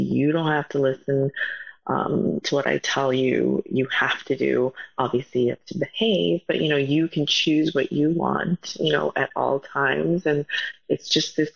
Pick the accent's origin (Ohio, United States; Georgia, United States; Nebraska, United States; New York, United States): New York, United States; New York City; I grew up in Manhattan, and back in the 70s, 80s, there were no Koreans in Manhattan